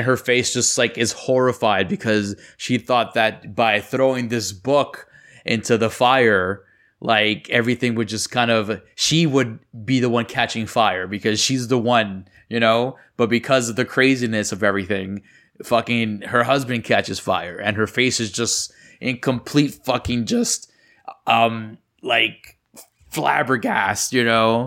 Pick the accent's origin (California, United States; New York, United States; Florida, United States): New York, United States; growing up in New York